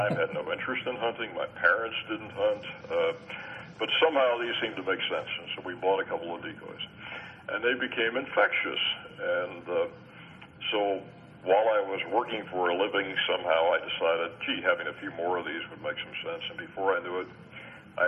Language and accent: English; Long Island, New York, United States; moved away as an adult; also born or lived in Pittsburgh; I grew up on Long Island, New York, on the water